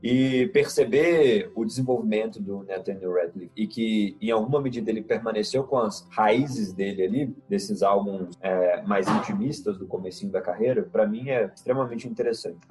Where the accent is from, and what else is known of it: Minas Gerais, Brazil